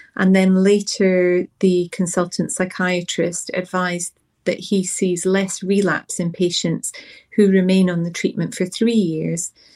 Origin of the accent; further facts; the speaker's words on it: Scotland, United Kingdom; moved away; The accent may give away that I'm originally from Scotland, although I don't currently live there